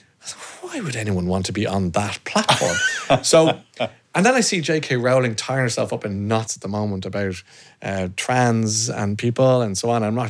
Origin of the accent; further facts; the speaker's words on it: Ireland; We're Irish